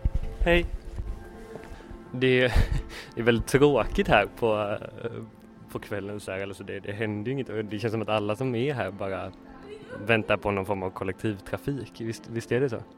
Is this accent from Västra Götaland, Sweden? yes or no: yes; Lerum, Västra Götaland, Sweden; also born or lived in Gothenburg; när jag var liten och bodde i Lerum